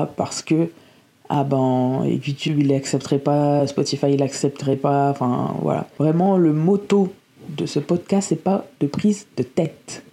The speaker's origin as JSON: {"language": "French", "town": "Lille", "region": "Hauts-de-France", "country": "France", "said": "moi je viens de Lille"}